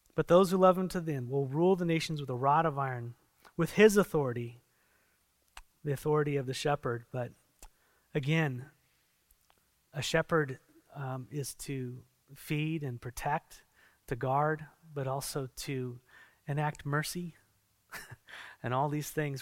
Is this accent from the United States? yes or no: yes; San Diego, California, United States; I come from San Diego, and there's a lot of sea